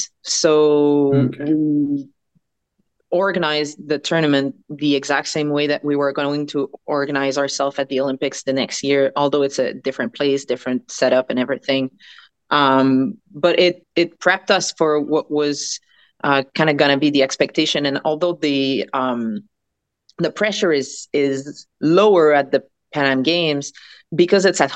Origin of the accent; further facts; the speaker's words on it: Quebec, Canada; we come from Quebec